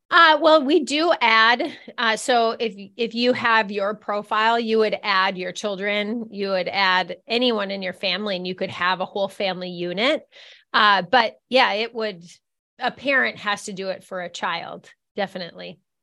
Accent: Minneapolis, Minnesota, United States; moved away as an adult; now in Fargo, United States; I'm from Minneapolis, Minnesota

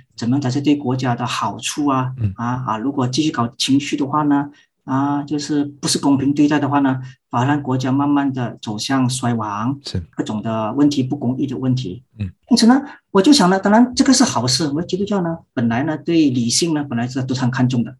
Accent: Malaysia; 我是马来西亚人，是在马来西亚神学院教书，本身呢是长老会的牧师

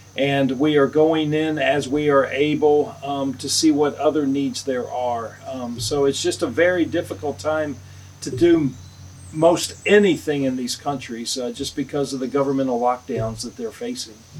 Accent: the South, United States; I'm from the South

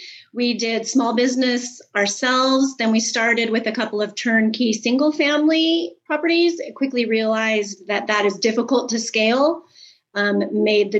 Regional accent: Alaska, United States; moved away as an adult; also born or lived in Tennessee; we are from Alaska. That's where we are originally from. I was born there. I lived there for 50 years

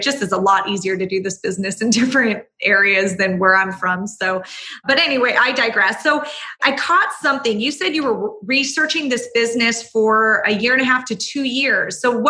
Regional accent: Orange County, California, United States; because I'm from Orange County. That's where I live.

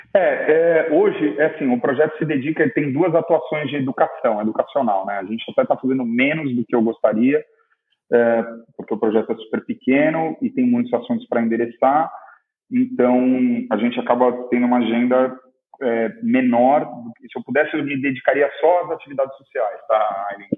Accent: Ubatuba, São Paulo, Brazil; now in Ilhabela, Brazil; eu cresci em Ubatuba

